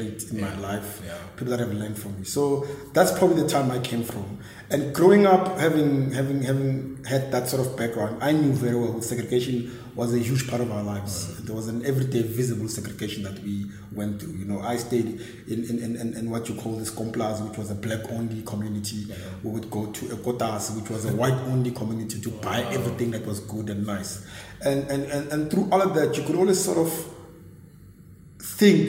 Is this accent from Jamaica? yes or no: no; Witbank, Mpumalanga, South Africa; I was born and raised in Witbank